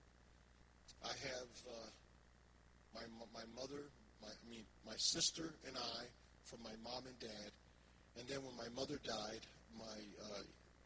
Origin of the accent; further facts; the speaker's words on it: Philadelphia, Pennsylvania, United States; moved away; I thought that Philadelphia was my hometown, but it's not the hometown of my, it was the hometown of my childhood